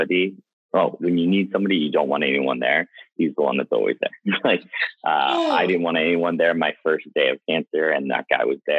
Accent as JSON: {"language": "English", "town": "North Wales", "region": "Pennsylvania", "country": "United States", "moved": "yes", "lives_now": "New York City, United States", "said": "I'm originally from outside Philadelphia in North Wales, PA"}